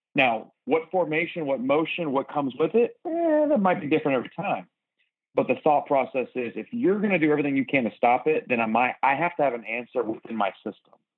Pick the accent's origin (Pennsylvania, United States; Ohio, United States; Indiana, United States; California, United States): Pennsylvania, United States; Philadelphia; now in Texas, United States; I grew up in Philadelphia